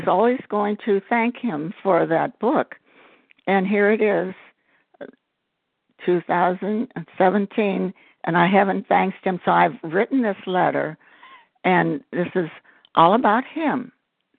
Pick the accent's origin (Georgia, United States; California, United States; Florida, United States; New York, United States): Georgia, United States; I'm from Georgia